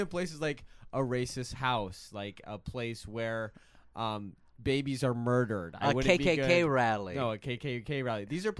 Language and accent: English; Evanston, Illinois, United States; born there; I was born in Evanston.